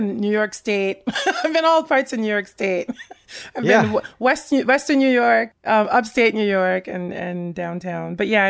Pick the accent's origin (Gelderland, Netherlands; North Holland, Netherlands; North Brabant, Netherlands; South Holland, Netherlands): South Holland, Netherlands; Rotterdam; born there; So I was born in the Netherlands. I was born in Rotterdam.